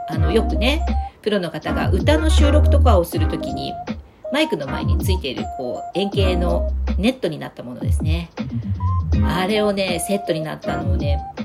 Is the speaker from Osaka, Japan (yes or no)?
no; Fukuoka, Japan; now in Tokyo, Japan; 私の地元の福岡